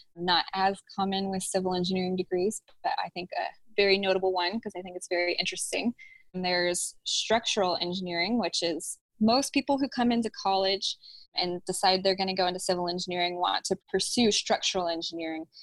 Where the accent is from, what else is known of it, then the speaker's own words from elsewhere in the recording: Houston, Texas, United States; And I grew up in Houston. So I went back to Houston